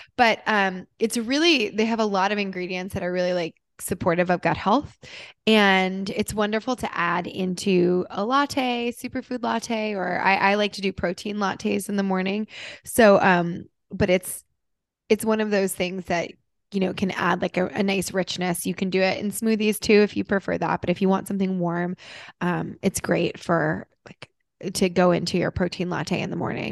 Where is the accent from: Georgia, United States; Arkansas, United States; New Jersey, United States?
New Jersey, United States; growing up in Jersey